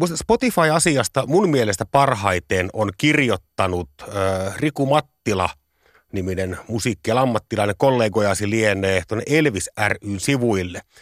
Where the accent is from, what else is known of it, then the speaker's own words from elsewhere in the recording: Parikkala, South Karelia, Finland; meillä Parikkalassa itärajalla ei ollut mitään muuta musiikikenriä kuin hevi